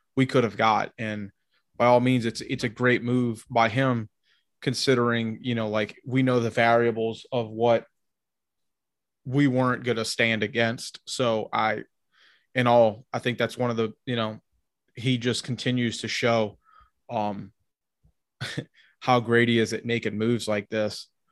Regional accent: Tennessee, United States; I grew up a lot in Tennessee

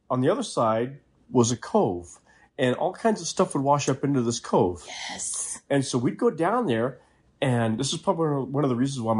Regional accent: Maine, United States; moved away; I'm from Maine originally. It doesn't take much for the accent to come

